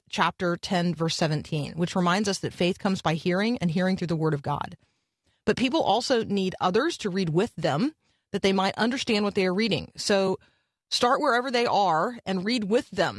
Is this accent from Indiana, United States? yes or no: yes; Muncie, Indiana, United States; I was born in Muncie